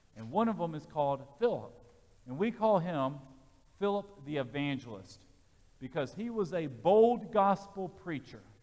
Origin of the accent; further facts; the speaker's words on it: Birmingham, Alabama, United States; I grew up in Birmingham, Alabama.